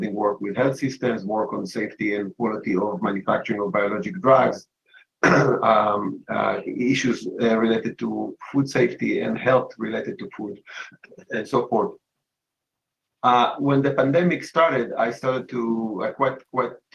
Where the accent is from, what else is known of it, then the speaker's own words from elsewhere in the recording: Israel; moved away as an adult; now in United States; I was born in Israel and had a career in the Israeli military as an intelligence officer almost 12 years